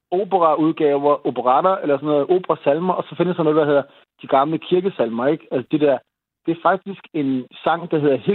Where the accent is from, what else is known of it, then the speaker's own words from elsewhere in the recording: Denmark; Jamen, det er utroligt, at vi er nogle danskere, der er lige lidt ældre end, end